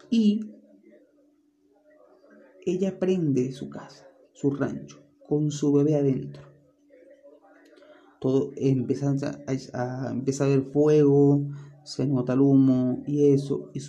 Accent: Venezuela; Y es de aquí Venezuela. Todos los que somos venezolanos obviamente conocerán qué es la Sayona.

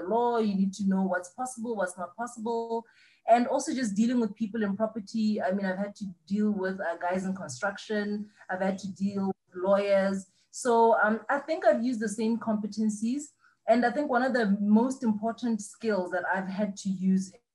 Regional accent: Selebi-Phikwe, Central District, Botswana; also born or lived in Serowe; I was raised in Pikwe, in Silibe Pikwe

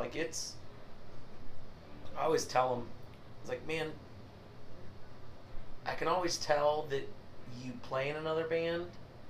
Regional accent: St. Joseph, Missouri, United States; St. Joe people... we just love good bourbon.

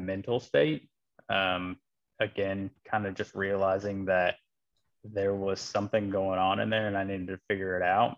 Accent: Midwest of the United States, United States; moved away as an adult; now in North Carolina, United States; I am a transplant from the Midwest of the United States

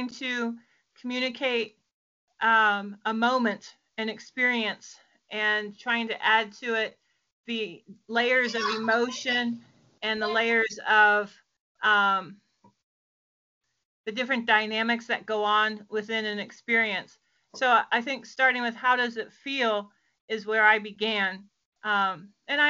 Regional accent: Virginia, United States; I am from Virginia, about 40 miles from DC, Washington, DC

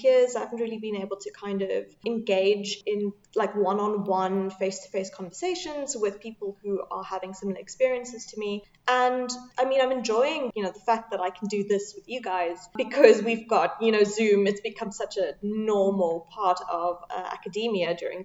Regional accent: Cape Town, Western Cape, South Africa; also born or lived in Manchester; I'm originally from Cape Town.

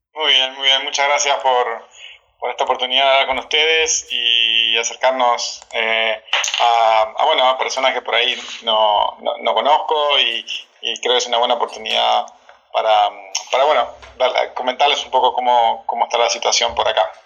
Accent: Gualeguaychú, Entre Ríos, Argentina; accent: Argentine; now in Cancún, Mexico; como verán por mi acento, soy argentino, em, particularmente de, de, bueno, de 200 kilómetros de Buenos Aires, en, una provincia que se llama Entre Ríos, de una ciudad Gualeguaychú. Así que sí, nací por ahí

